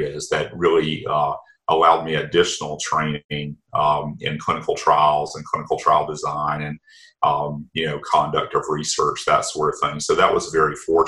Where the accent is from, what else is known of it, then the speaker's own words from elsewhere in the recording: Anderson County, South Carolina, United States; where I grew up in Anderson County and Anderson Area Medical Center